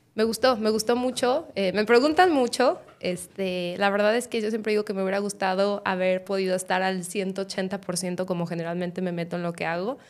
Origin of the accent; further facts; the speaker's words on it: Guadalajara, Jalisco, Mexico; soy de Guadalajara